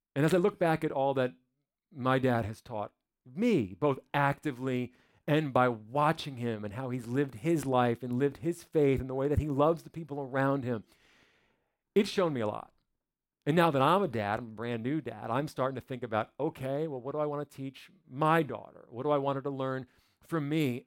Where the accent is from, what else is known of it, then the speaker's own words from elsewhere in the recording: New Jersey, United States; moved away; I'm from New Jersey, up in the north